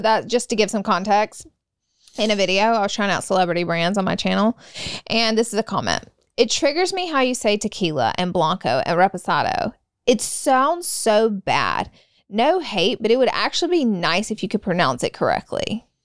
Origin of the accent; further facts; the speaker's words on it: the South, United States; moved away; I'm from the South